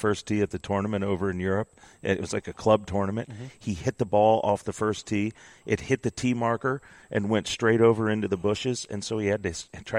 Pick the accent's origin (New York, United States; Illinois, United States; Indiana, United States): Indiana, United States; Zionsville; moved away; my hometown, Zionsville, Indiana